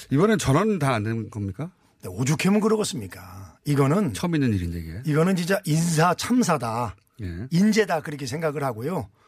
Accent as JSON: {"language": "Korean", "town": "Anseong", "region": "Gyeonggi Province", "country": "South Korea", "tie": "born or raised there", "said": "안성 출신"}